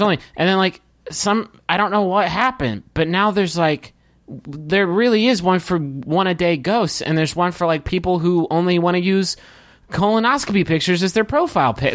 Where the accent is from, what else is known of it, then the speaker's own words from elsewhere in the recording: Huntington, West Virginia, United States; now in Austin, United States; we grew up in Huntington and moved in different directions throughout the country